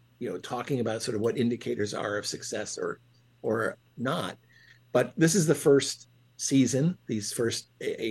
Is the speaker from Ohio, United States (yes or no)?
yes; Ohio, United States; where I grew up in Ohio